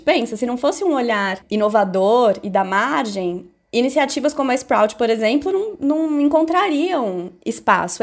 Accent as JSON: {"language": "Portuguese", "region": "São Paulo", "country": "Brazil", "tie": "born or raised there", "said": "eu nasci e cresci no Capão Redondo, que é um dos bairros mais pobres de São Paulo"}